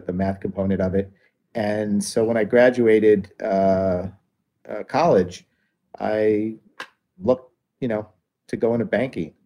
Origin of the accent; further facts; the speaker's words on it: near Atlantic City, New Jersey, United States; I grew up near Atlantic City